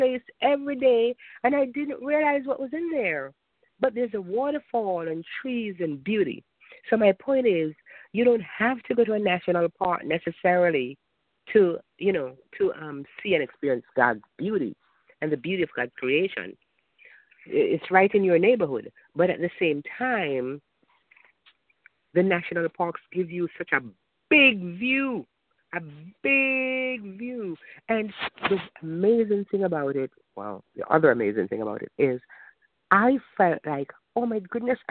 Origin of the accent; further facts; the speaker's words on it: Jamaica; moved away; I'm Jamaican